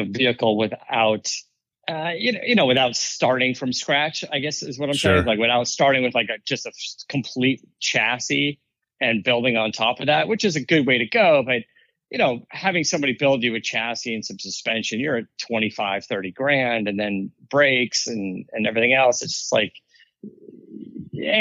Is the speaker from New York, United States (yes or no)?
no; Arizona, United States; moved away as an adult; also born or lived in Florida; now in California, United States; I grew up in Arizona.